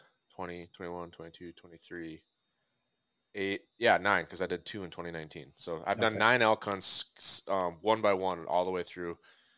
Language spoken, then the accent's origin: English; Minnesota, United States; I'm from Minnesota.